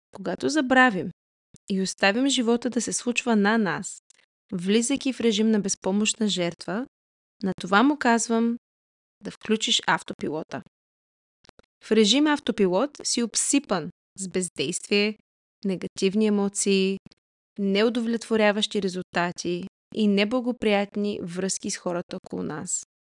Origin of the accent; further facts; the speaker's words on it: Varna, Varna Province, Bulgaria; moved away; also born or lived in Canada; Родом съм от Варна, но съм прекарала по-голямата част от съзнателният си живот в Канада.